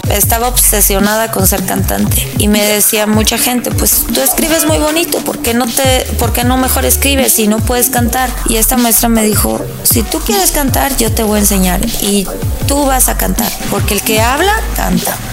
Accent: Puebla, Mexico; also born or lived in Guaymas, Sonora; Nací en Guaymas, Sonora, y mi mamá y nosotros nos venimos a Puebla.

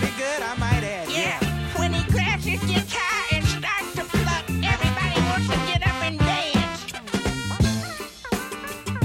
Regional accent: Bolton, North West England, United Kingdom; now in Dubai, United Arab Emirates; I'm from Bolton. I live in Dubai

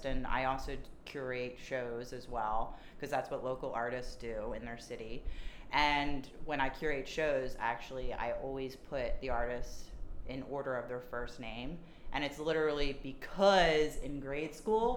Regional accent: Lansdowne, Pennsylvania, United States; also born or lived in Cincinnati, Ohio; I'm from Lansdowne, Pennsylvania, which is a small suburb of Philadelphia

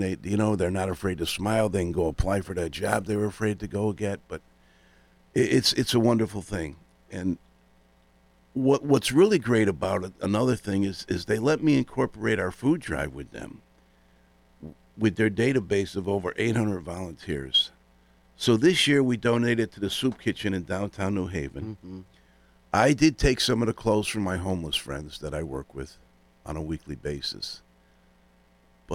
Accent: West Hartford, Connecticut, United States; Growing up in Elmwood in West Hartford, I had three brothers, a sister, and my mom and father adopted two kids.

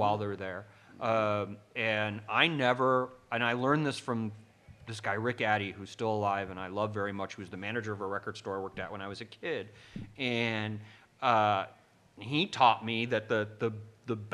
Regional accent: Evanston, Illinois, United States; also born or lived in Chicago, Illinois; I'm from Evanston, Illinois

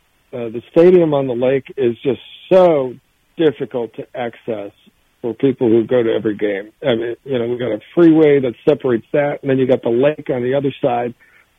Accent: Cleveland, Ohio, United States; I'm a native Clevelander.

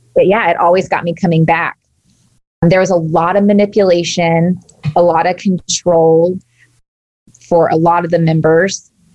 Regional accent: Texas, United States; I grew up in Texas and down south

